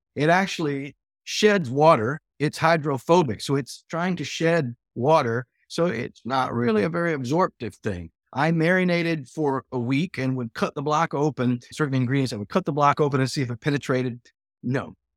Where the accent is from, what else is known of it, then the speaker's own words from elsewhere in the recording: Texas, United States; I did have a meat-centric past as a Texan